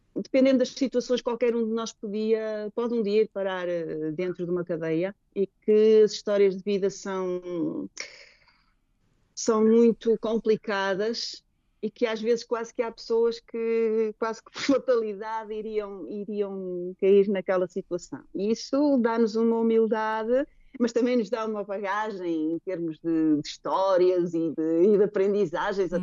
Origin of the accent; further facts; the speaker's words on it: Portugal; moved away as an adult; now in Maputo, Mozambique; Tenho muitas saudades da minha terra, da minha casa, dos meus amigos